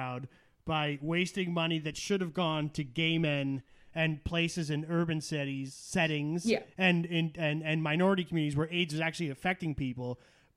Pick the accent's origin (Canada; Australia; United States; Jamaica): Canada; as a Canadian